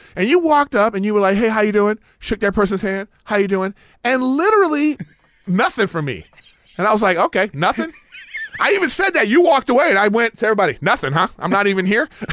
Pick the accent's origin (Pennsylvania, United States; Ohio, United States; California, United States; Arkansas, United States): California, United States; Los Angeles; I grew up in L A.